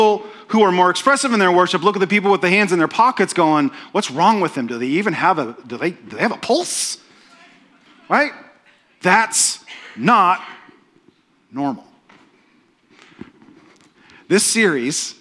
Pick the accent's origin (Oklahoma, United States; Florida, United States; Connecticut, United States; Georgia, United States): Oklahoma, United States; I'm from Oklahoma. Oklahomans don't have accents.